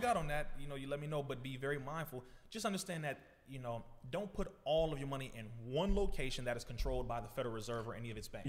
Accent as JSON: {"language": "English", "town": "Compton", "region": "California", "country": "United States", "tie": "born or raised there", "said": "being born, first of all, in Compton, the youngest of ten children"}